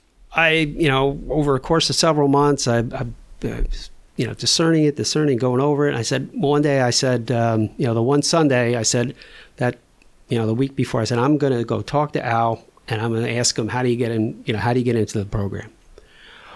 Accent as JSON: {"language": "English", "region": "New Jersey", "country": "United States", "tie": "born or raised there", "lives_now": "Sicklerville, United States", "said": "I grew up in North Jersey, you know, in a traditional Polish Roman Catholic parish"}